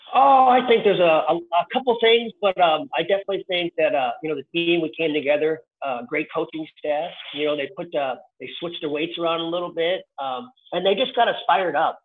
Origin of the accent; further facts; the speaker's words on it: Chicago, Illinois, United States; my dad was a Chicago cop, so we lived in the south side of Chicago